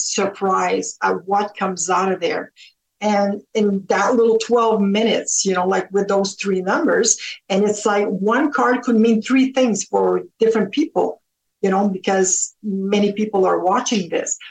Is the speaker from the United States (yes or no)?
no; Canada; also born or lived in Ontario; we're Canadian over here. And I was a little girl and I always said, I'm going to move to the States and marry an American. Said that all my life. And turned out that I stayed here, married a Canadian